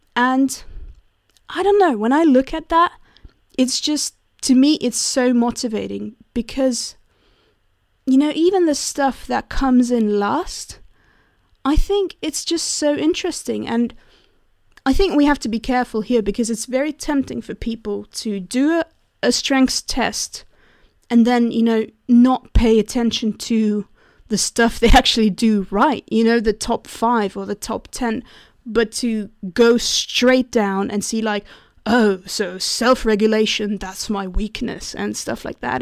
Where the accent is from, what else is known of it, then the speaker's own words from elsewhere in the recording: Switzerland; I'm from Switzerland